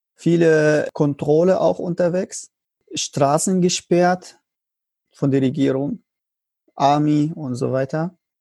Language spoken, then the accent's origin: German; Syria; German is a second language; moved away as an adult; now in Germany; als ich so raus von Syrien war